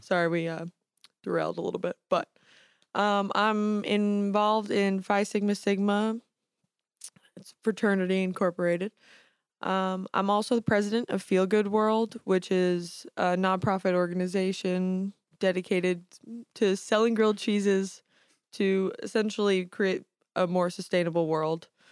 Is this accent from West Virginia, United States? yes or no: no; New York City, New York, United States; I'm from Staten Island, New York.